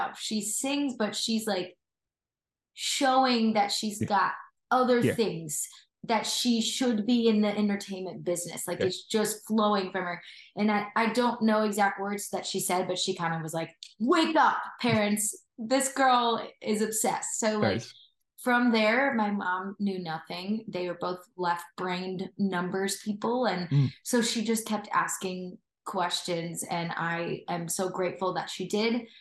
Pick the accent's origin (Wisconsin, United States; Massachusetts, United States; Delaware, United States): Wisconsin, United States; moved away as an adult; now in Nashville, United States; I come from Wisconsin originally